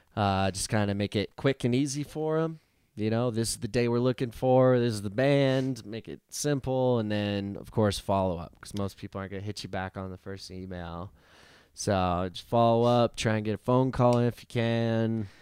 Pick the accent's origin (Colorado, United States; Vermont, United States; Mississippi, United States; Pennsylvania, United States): Colorado, United States; Woodland Park; in the great city of Woodland Park, Colorado